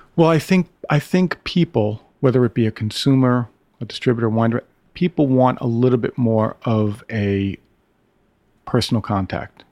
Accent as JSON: {"language": "English", "town": "Brooklyn", "region": "New York", "country": "United States", "tie": "born or raised there", "said": "I grew up in Brooklyn."}